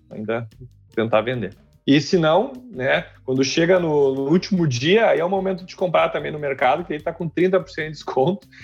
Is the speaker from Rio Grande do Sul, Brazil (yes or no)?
yes; Porto Alegre, Rio Grande do Sul, Brazil; moved away as an adult; now in Stuttgart, Germany; Eu sou gaúcho de Porto Alegre